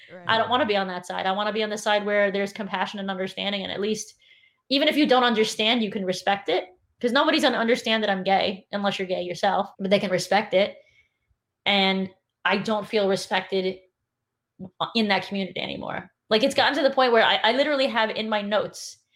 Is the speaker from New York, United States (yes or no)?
yes; New York City, New York, United States; I grew up in New York City, and it's like half of the people in my class were black